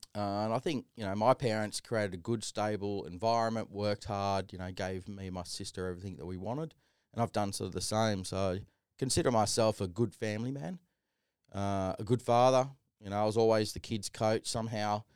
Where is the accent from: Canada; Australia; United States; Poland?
Australia; Sydney, New South Wales; Little white kid growing up in Canley Vale, you know, the typical family, the fibro home